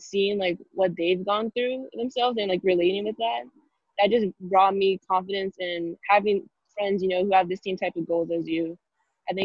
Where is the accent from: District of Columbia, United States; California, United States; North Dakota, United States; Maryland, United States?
California, United States; Valencia; There weren't that many other girl basketball players at my hometown, Valencia.